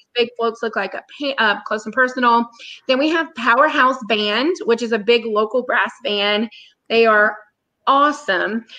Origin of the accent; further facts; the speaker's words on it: South Louisiana, United States; we're from South Louisiana